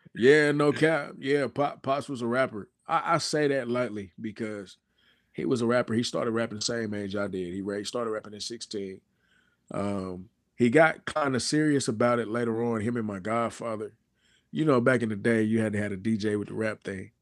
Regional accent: Lawton, Oklahoma, United States; I'm from Lawton, Oklahoma

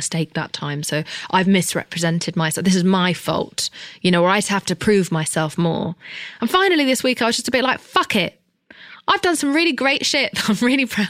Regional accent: England, United Kingdom; I'm English

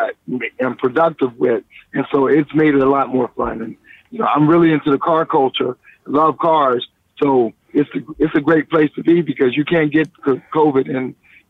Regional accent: Columbia, South Carolina, United States; now in Los Angeles, United States; because I'm from South Carolina in Columbia, Casey, South Carolina.

